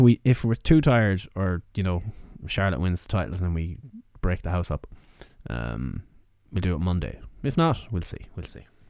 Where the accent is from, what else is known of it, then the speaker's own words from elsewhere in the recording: Ireland; as Irish people